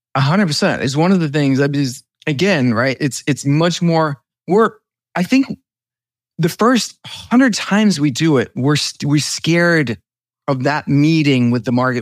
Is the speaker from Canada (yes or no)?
no; Denmark; moved away; I'm from Denmark